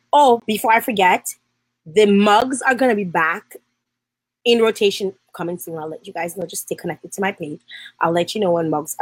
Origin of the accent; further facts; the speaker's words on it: Dominica; my home country, the Nature Island of Dominica